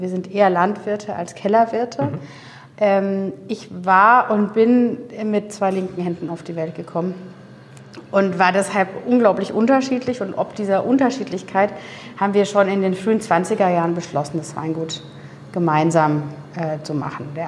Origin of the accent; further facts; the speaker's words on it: Würzburg, Bavaria, Germany; ich bin in Würzburg zur Schule gegangen und in den, äh, in den Weinlesemonaten hat man in Würzburg immer wieder Unimox gesehen